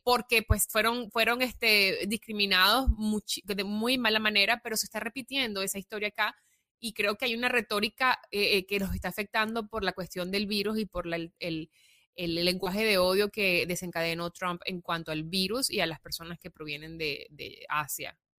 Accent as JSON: {"language": "Spanish", "country": "Venezuela", "tie": "born or raised there", "also_born_or_lived": "Italy / New York", "moved": "yes", "lives_now": "Los Angeles, United States", "said": "porque soy venezolana y me siento venezolana. Cuando voy a Venezuela, pues es mi tierra donde nací"}